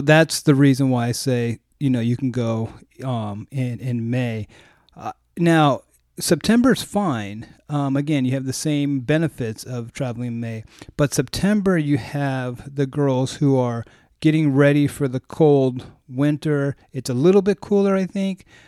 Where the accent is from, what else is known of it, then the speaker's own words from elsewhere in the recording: United States; as an American